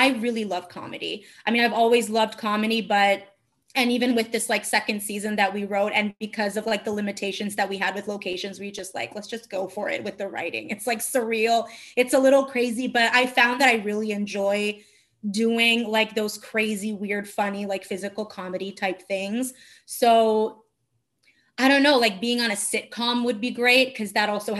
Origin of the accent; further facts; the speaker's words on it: Turin, Piedmont, Italy; English is a second language; moved away as an adult; also born or lived in Marche / Abruzzo; now in New York, United States; I grew up in Turin in the north, but my parents are from Marche and Abruzzo.